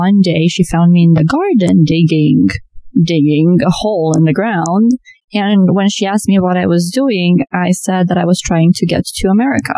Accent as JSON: {"language": "English", "region": "Transylvania", "country": "Romania", "tie": "born or raised there", "also_born_or_lived": "New York, United States / Florida, United States", "second_language": "English", "moved": "as an adult", "lives_now": "United States", "said": "I was born on a beautiful, beautiful summer day in the foothills of Transylvania"}